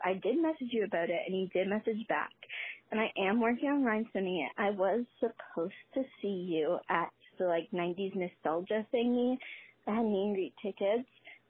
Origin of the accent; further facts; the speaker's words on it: Canada; Because I'm Canadian.